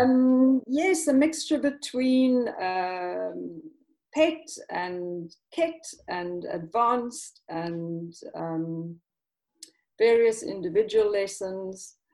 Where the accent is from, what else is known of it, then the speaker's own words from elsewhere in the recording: South Africa; moved away as an adult; also born or lived in London; now in Italy; originally, I'm I'm actually from South Africa